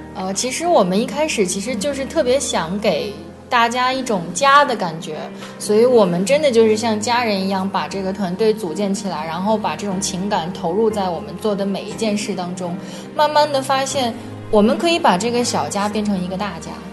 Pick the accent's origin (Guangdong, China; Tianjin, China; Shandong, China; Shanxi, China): Shanxi, China; Taiyuan; 我们想要去做一个太原人应该做的事情